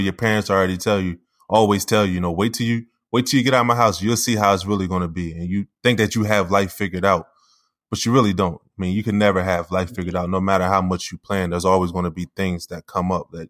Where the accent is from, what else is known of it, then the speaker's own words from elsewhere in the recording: Wilmington, Delaware, United States; when I was growing up in Wilmington, Delaware